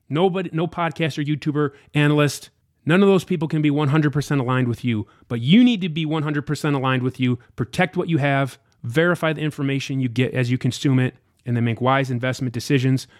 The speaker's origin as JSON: {"language": "English", "country": "United States", "said": "I was an out, total outsider, an American too. I'm not from Vancouver or Toronto or anything like"}